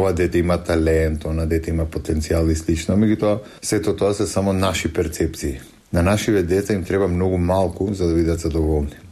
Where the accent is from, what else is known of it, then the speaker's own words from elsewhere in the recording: North Macedonia; Кај нас во Македонија повеќето настани се случуваат во Скопје или барем во поголемите градови и така малите места остануваат на маргините.